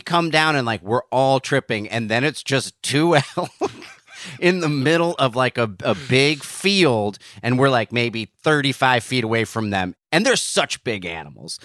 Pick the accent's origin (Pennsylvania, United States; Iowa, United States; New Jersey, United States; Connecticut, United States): New Jersey, United States; where I grew up in New Jersey